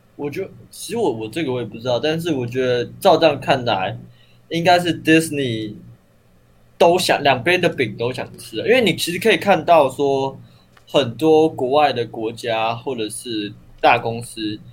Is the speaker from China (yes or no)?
no; Taiwan; 我台湾人啊